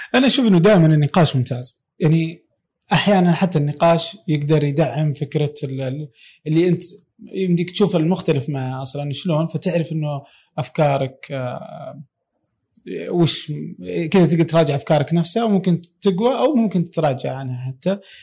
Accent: Saudi Arabia; عندنا في السعوديه

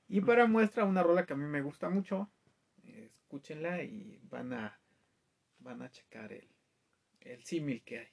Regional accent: Mexico; como mexicano

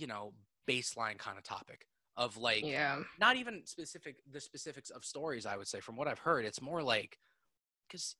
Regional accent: New York City, New York, United States; I was born in Manhattan

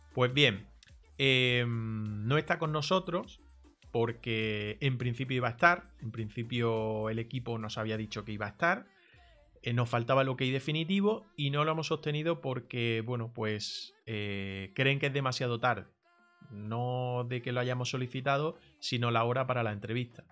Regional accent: Granada, Andalusia, Spain; Nosotros somos de Granada, la mayoría

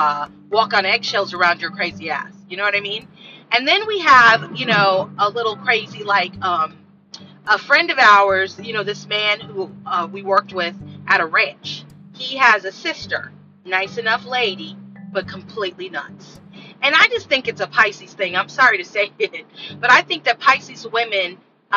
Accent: United States; as Black American women

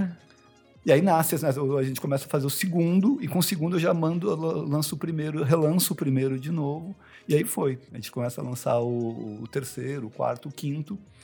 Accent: Taubaté, São Paulo, Brazil; moved away as an adult; now in São Paulo, Brazil; eu nasci em São Paulo, mas fui para Taubaté com 5 anos e fiquei, fiz faculdade lá e fui voltar para São Paulo com 30

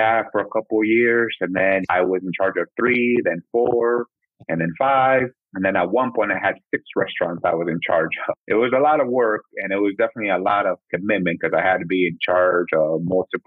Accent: Midwest, United States; also born or lived in Mexico / Nebraska / Iowa; now in Sioux City, United States; when we came over, we're in Nebraska, and I basically grew up in Nebraska for like 5 years

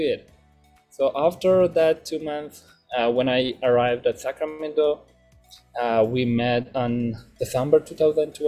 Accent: Afghanistan; moved away as an adult; now in United States; when the Taliban took over Afghanistan and I had no other choice than coming here

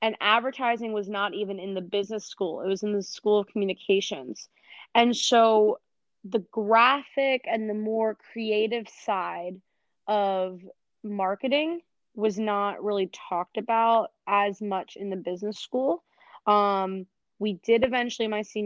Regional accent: Philadelphia, Pennsylvania, United States; born or raised there

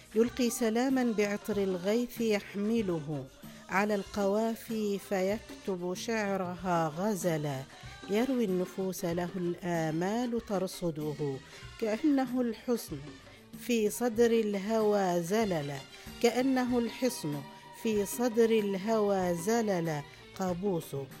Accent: Oman; أسافر ويسألوني من وين أنت وأقول لهم من عمان

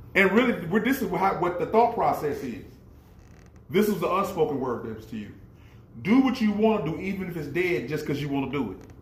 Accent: United States

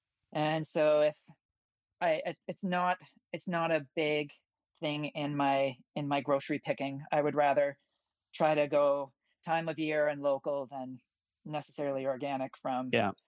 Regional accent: Ontario, Canada; I'm from Ontario, so I have a meat delivery service once a month.

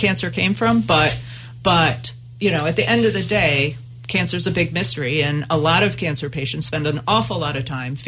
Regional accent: United States; as an American woman

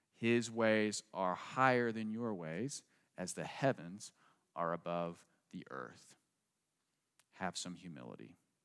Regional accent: United States; I grew up right outside Washington, D C

